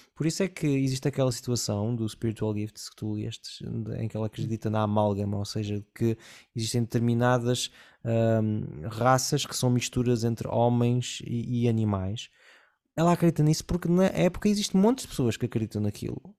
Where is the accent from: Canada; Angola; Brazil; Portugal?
Portugal; Porto, Norte; moved away as an adult; eu fui criado numa cidade do Porto, onde havia quase zero imigração